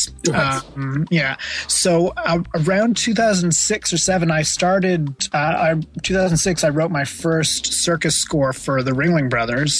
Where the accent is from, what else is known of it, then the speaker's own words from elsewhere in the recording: Ottawa, Ontario, Canada; moved away as an adult; also born or lived in California / Montreal; now in New York, United States; I grew up in Ottawa until I went off to university, and then went to university in Montreal.